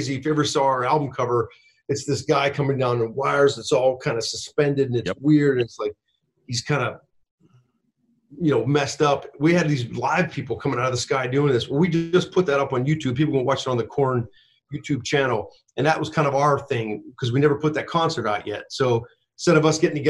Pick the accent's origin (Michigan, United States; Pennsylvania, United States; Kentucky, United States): Pennsylvania, United States; Pittsburgh; I'm from Pittsburgh